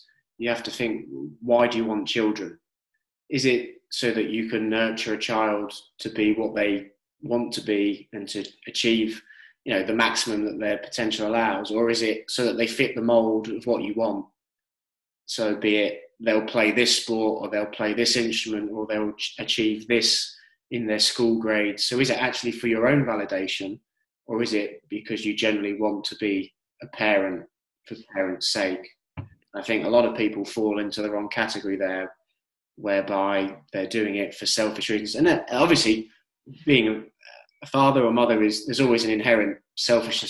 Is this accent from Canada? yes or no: no; United Kingdom